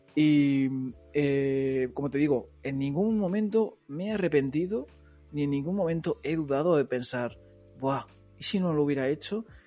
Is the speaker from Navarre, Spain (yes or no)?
no; Móstoles, Community of Madrid, Spain; moved away as an adult; now in Barcelona, Spain; yo soy de Madrid pero soy de un barrio de Móstoles, o sea, las afueras de las afueras, digamos. Eh, estoy pegado a, a, todo campos de estos de trigo que parece que estás ahí en Castilla-La Mancha